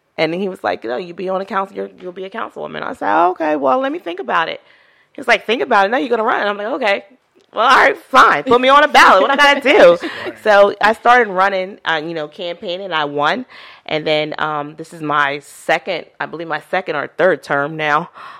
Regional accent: Chesilhurst, New Jersey, United States; Chislehurst is my hometown. It's my hometown. I grew up in Chislehurst.

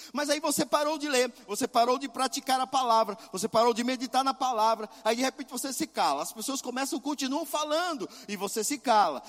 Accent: Pernambuco, Brazil; moved away; meu estado, lá de Pernambuco

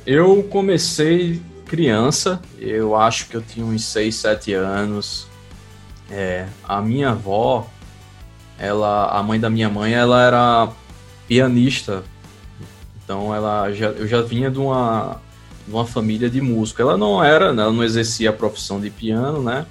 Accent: Recife, Pernambuco, Brazil; lá em Pernambuco, de onde eu sou, em Recife

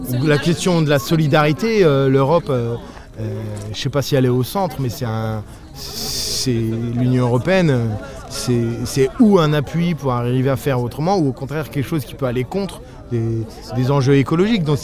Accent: Serbia; born there; Moi je suis né euh, en République fédérative socialiste de Yougoslavie. C'est écrit sur ma carte d'identité à vie. Puis c'est devenu la République fédérale de Yougoslavie. Ensuite ça a été la communauté d'État Serbie-Monténégro. Et maintenant

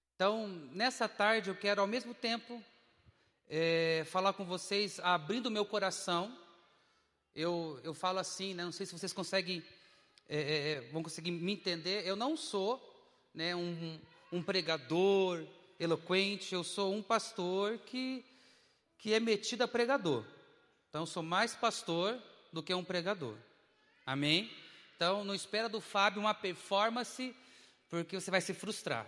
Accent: Dourados, Mato Grosso do Sul, Brazil; moved away as an adult; now in Curitiba, Brazil; eu sou de Dourados, Mato Grosso do Sul

